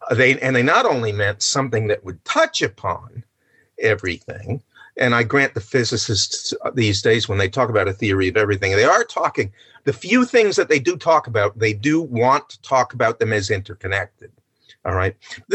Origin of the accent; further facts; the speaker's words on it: New Jersey, United States; New York, yes, I'm from New Jersey.